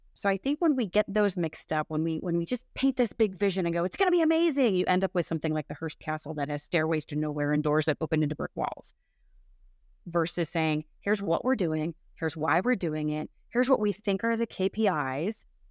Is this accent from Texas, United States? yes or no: no; Chicago, Illinois, United States; also born or lived in West Coast of the United States; now in West Coast, United States; I'm originally from the Midwest of the United States, so the Chicagoland area